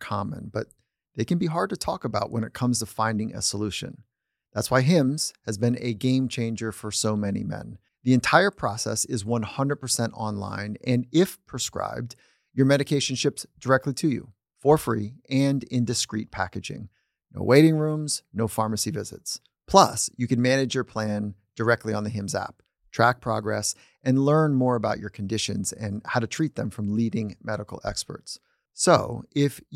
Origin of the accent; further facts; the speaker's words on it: California, United States; it's my home state.